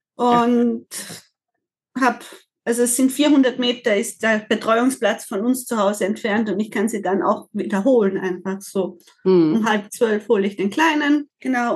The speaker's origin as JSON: {"language": "German", "country": "Austria", "said": "Ich komme aus Österreich"}